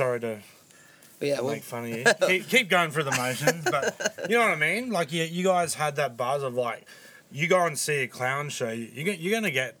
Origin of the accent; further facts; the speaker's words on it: Brisbane, Queensland, Australia; moved away; Big Sound, yes. I should know that. It's my hometown.